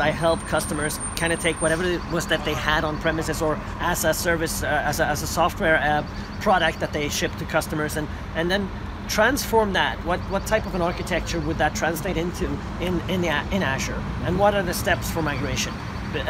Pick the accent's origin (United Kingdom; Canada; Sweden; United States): Sweden; also born or lived in Malmö; from Sweden